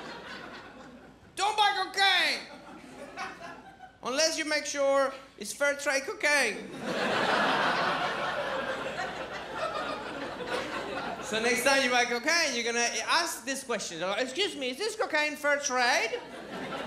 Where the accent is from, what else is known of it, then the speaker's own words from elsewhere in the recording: Venezuela; now in Australia; I'm from Venezuela